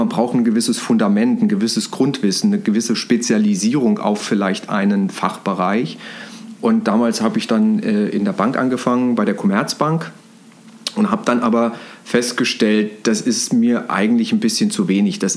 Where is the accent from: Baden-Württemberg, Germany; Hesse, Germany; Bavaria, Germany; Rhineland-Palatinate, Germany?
Hesse, Germany; Frankfurt; ich komme aus Frankfurt, machst du mal eine Banklehre, da machst du nichts falsch